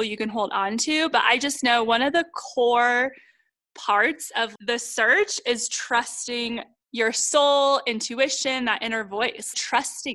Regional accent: Ohio, United States; my hometown in Ohio

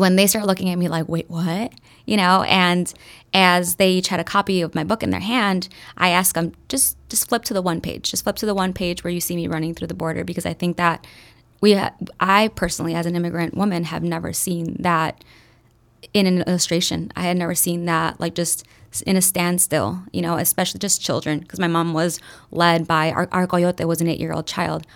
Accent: Chicago, Illinois, United States; also born or lived in Durango, Mexico; moved to Chicago directly, um, was raised in a little village in the southwest side of Chicago

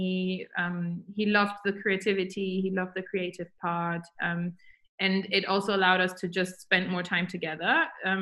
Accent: Germany; moved away as an adult; now in London, United Kingdom; I moved to London from Germany when I was 19, first time, because then I moved back.

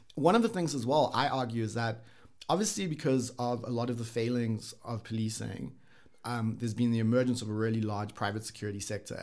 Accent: South Africa; also born or lived in Japan / Sweden; as a South African, when I was, like, you know, grew up here, kinda lived here

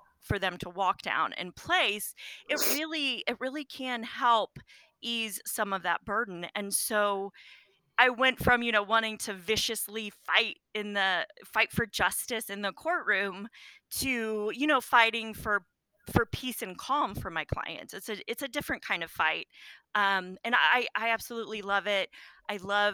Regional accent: Wyandotte County, Kansas, United States; now in Shawnee, United States; I grew up in Wyandotte County

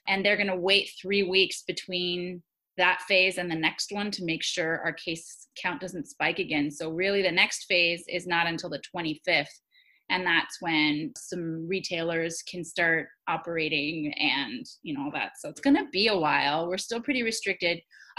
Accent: United States; I'm Taiwanese American, like, and Taiwan's doing one of the best worldwide.

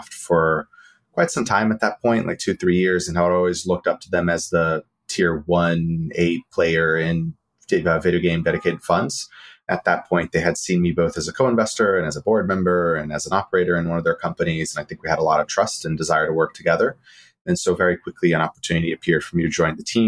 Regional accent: Brazil; moved away as an adult; now in United States; I grew up in Brazil and moved to the U.S. for college

